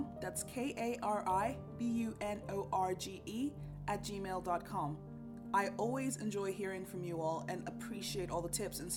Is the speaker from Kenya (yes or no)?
yes; Kenya; moved away as an adult; now in Norway; a Kenyan who's grown up with a language like Swahili